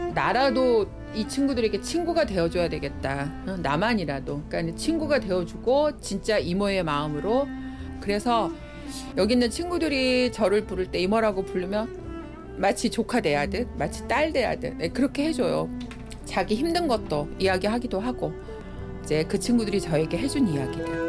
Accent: Seoul, South Korea; 여기가 그러니까 구주소로 하월곡동 88번지예요. 미아리 성매매 집창촌 이 지역. 저는 여기가 원래 고향이에요

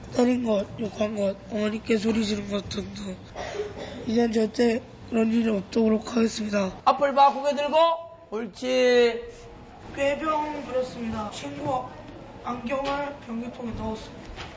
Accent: Cheonghak-dong, South Gyeongsang, South Korea; moved away as an adult; now in Cheorwon, South Korea; 청학동에는 제가 태어난 곳이 9 0 0곳입니다 해발.

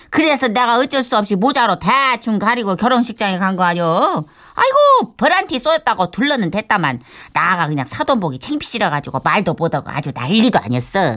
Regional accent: Seoul, South Korea; born there; 서울에서 태어났다고

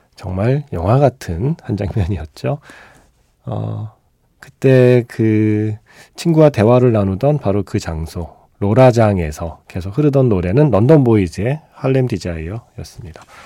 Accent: Seoul, South Korea; 제가 강남에서 학교를 다녔기 때문에

